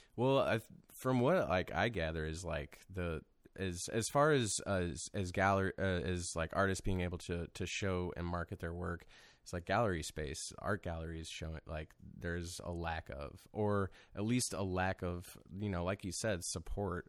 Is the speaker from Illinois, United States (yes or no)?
no; Wentzville, Missouri, United States; now in St. Louis, United States; I'm from Saint Charles County, so I grew up out there and out in Wentzville